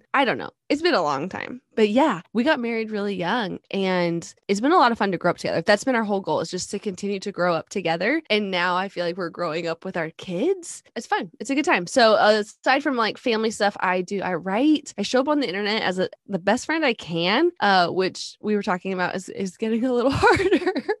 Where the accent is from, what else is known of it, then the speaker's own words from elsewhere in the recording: Alaska, United States; now in Texas, United States; But I'm originally from Alaska. We've been in Texas about 10 years.